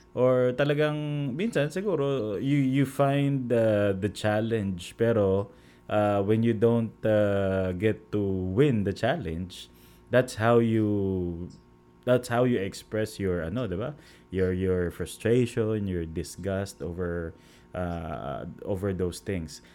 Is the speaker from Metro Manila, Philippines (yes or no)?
no; Central Luzon, Philippines; kami po taga Bulacan